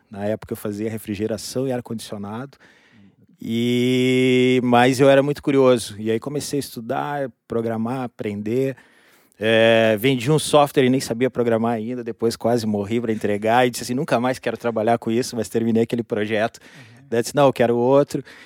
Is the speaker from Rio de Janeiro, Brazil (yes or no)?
no; Rio Grande, Rio Grande do Sul, Brazil; Eu sou natural de Rio Grande, interior aqui do Rio Grande do Sul.